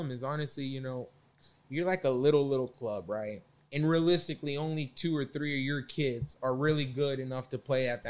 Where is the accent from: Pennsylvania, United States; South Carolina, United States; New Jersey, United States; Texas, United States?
Texas, United States; Carrollton; I grew up in Carrollton